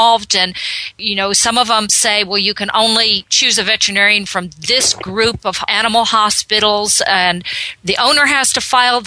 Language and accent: English; Texas, United States; I'm a Texan too